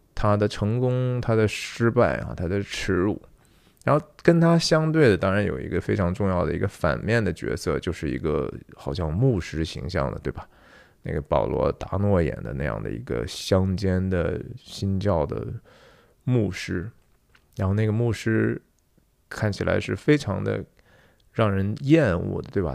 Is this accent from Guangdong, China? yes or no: no; Taiyuan, Shanxi, China; 也是我们太原人